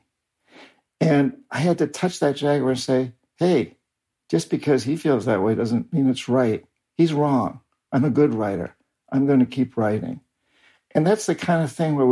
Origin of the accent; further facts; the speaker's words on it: New Hampshire, United States; moved away as an adult; I was raised in New Hampshire, about 300 years of Yankee Calvinists